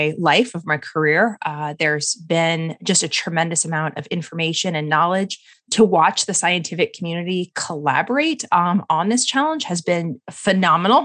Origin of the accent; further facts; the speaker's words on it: Colorado, United States; I am from Colorado originally.